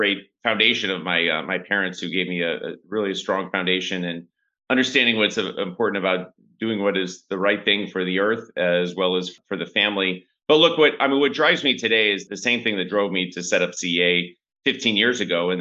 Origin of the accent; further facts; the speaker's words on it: St. Louis, Missouri, United States; moved away as an adult; also born or lived in China; now in Bangkok, Thailand; I grew up in St. Louis in a kind of blue collar family